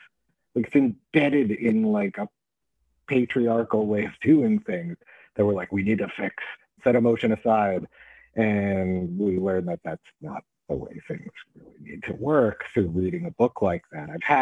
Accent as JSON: {"language": "English", "region": "New York", "country": "United States", "said": "I'm from New York and I'm Jewish."}